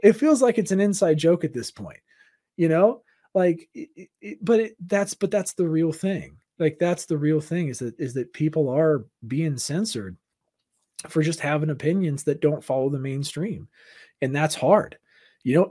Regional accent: Southern California, United States; I grew up in Southern California, so it's like my parents had to work in L

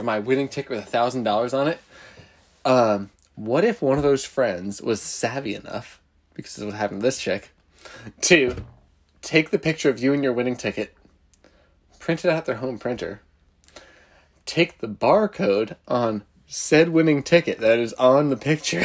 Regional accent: New Jersey, United States; a town like one town over from me where I grew up in Jersey

